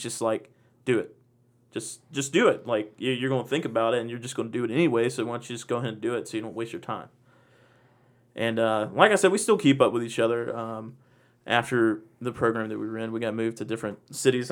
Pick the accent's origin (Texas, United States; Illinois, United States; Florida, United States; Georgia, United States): Georgia, United States; Macon; I'm from Macon